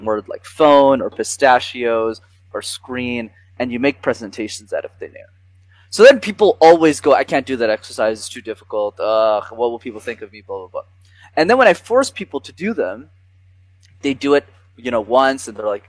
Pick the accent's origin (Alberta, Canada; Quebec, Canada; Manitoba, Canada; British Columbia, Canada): Quebec, Canada; Montreal; I grew up in Montreal